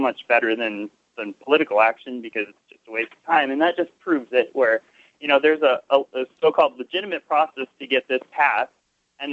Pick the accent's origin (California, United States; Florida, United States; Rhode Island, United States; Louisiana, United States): Florida, United States; now in Washington, United States; I'm from Florida